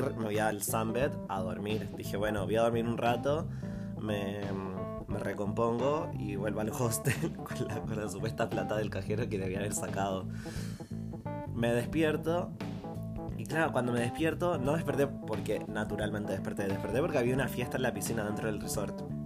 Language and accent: Spanish; Chile; yo de Chile